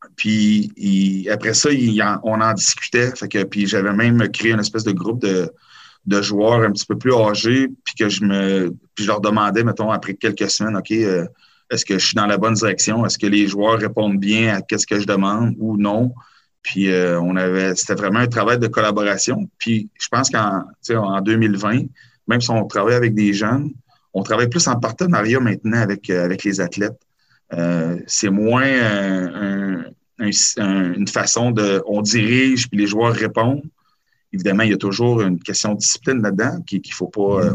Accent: Quebec City, Quebec, Canada; je suis natif de la région de Québec

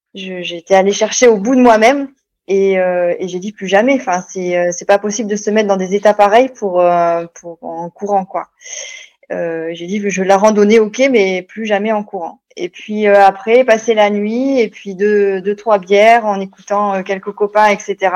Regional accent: Bordeaux, Nouvelle-Aquitaine, France; moved away as an adult; also born or lived in Haute-Savoie; now in Annecy, France; Je suis originaire de Bordeaux, dans le sud-ouest, et ça fait 15 jours que j'habite en Haute-Savoie, à côté de Annecy.

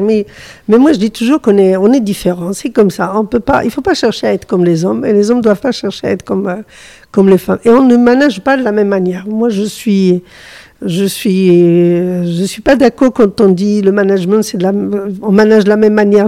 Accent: Morocco; je suis du Maroc

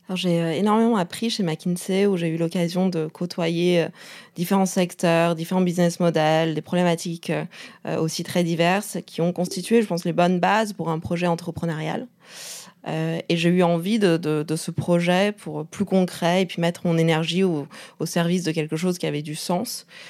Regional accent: Beijing, China; moved away; also born or lived in Canada / France; j'ai grandi à Pékin

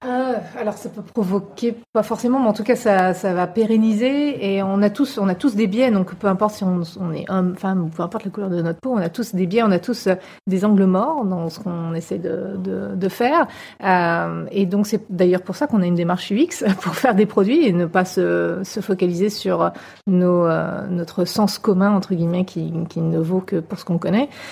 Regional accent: Paris, Île-de-France, France; now in California, United States; je suis parisienne, j'habite en Californie

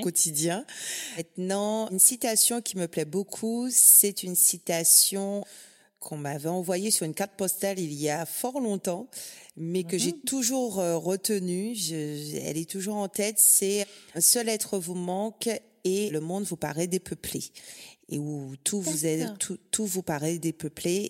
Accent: Guadeloupe; now in Brittany, France; je viens de la Guadeloupe, donc on n'a que deux saisons

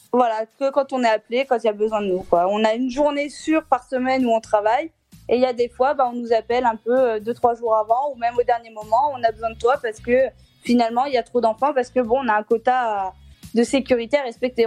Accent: Clermont-Ferrand, Auvergne-Rhône-Alpes, France; je suis de Clermont-Ferrand

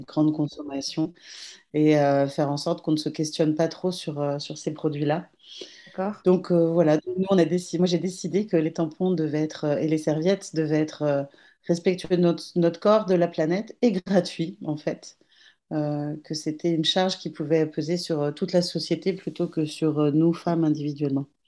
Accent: Brittany, France; je suis une petite bretonne

